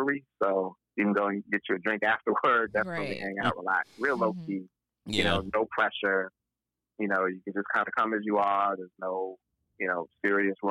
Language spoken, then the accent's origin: English; Buffalo, New York, United States; moved away as an adult; also born or lived in Boston; now in Atlanta, United States; I grew up in Buffalo. I lived in Boston before I moved to Atlanta